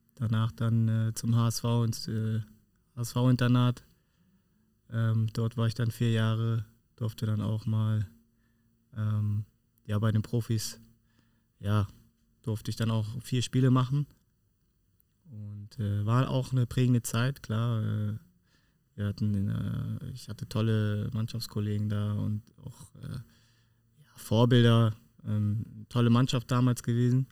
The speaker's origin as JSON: {"language": "German", "town": "Kiel", "region": "Schleswig-Holstein", "country": "Germany", "tie": "born or raised there", "moved": "yes", "lives_now": "Düsseldorf, Germany", "said": "Kieler Jung bleibt man immer"}